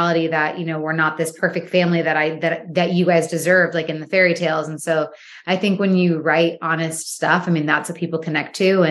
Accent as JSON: {"language": "English", "region": "Michigan", "country": "United States", "tie": "born or raised there", "also_born_or_lived": "New York / Los Angeles", "moved": "as an adult", "said": "I am from Michigan. Yeah. I was born and raised there. And then I moved to I moved to New York when I was 18. And then I moved to LA when I was 19"}